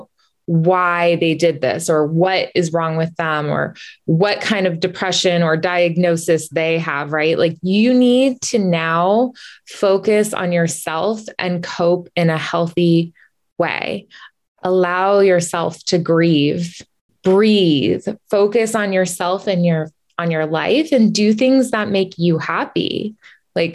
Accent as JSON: {"language": "English", "region": "California", "country": "United States", "tie": "born or raised there", "moved": "yes", "lives_now": "Massachusetts, United States", "said": "And we grew up in California, and now I'm in Massachusetts."}